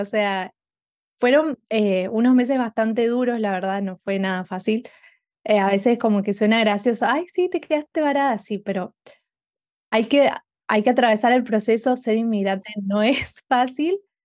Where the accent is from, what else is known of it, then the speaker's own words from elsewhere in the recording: Argentina; moved away as an adult; now in Houston, United States; soy una argentina viviendo en Estados Unidos hace um, casi tres años